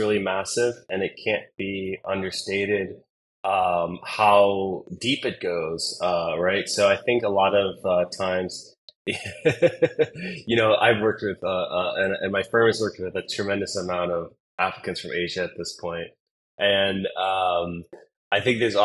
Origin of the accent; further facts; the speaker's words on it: United States; moved away as an adult; now in Singapore; I'm an American living in Singapore for the last 10, almost 11 years.